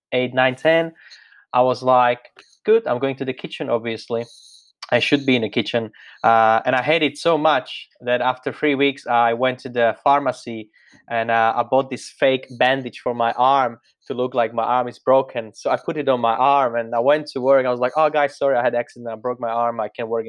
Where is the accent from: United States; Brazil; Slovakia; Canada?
Slovakia; English is a second language; moved away as an adult; now in Australia; my origin is Central Europe, Slovakia